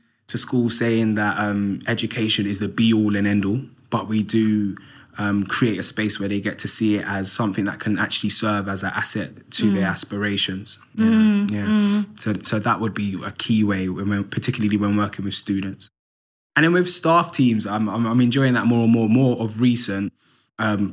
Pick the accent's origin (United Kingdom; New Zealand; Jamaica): United Kingdom; London; I grew up in Islington, North London, on an estate called Andover Estate